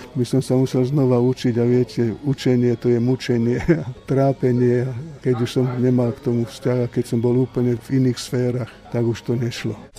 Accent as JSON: {"language": "Slovak", "town": "Košice", "region": "Košice Region", "country": "Slovakia", "tie": "born or raised there", "also_born_or_lived": "Žilina", "said": "ja ako Žilinčan som začal v Košiciach chodiť do školy a 13 rokov som strávil v Košiciach, takže som tam vyrástol a detstvo som tam strávil."}